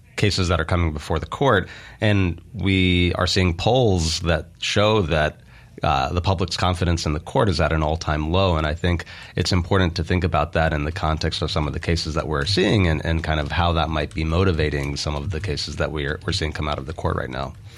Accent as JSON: {"language": "English", "town": "Meridian", "region": "Mississippi", "country": "United States", "tie": "born or raised there", "also_born_or_lived": "California / New York", "moved": "as an adult", "said": "I was born in Meridian, uh, grew up in Meridian"}